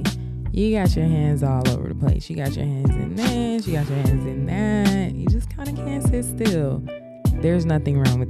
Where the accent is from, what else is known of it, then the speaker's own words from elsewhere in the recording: Atlanta, Georgia, United States; I'm from Atlanta